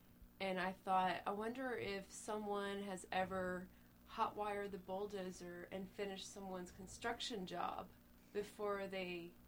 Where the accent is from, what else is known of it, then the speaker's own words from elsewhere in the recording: Greenville, South Carolina, United States; Greenville, South Carolina. And how's that? It's cool. I grew up there.